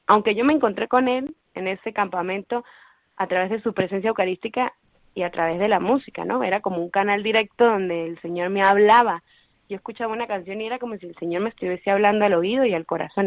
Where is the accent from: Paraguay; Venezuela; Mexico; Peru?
Venezuela; moved away as an adult; now in Madrid, Spain; soy venezolana y hace más o menos seis años que estoy fuera de mi país